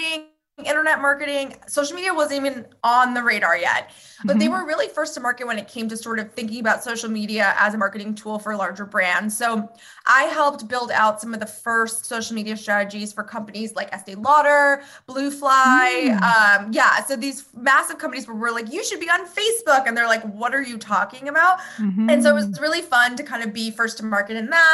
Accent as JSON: {"language": "English", "town": "Palm Beach Gardens", "region": "Florida", "country": "United States", "tie": "born or raised there", "moved": "yes", "said": "So I grew up in Florida. So South Florida in Palm Beach Gardens area"}